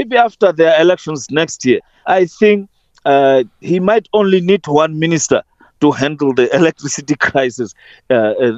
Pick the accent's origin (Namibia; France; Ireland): Namibia; here in Namibia